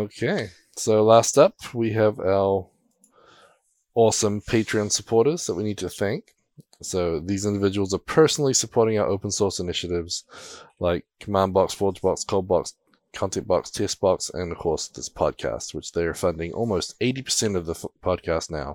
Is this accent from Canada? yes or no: no; New Zealand; being a Kiwi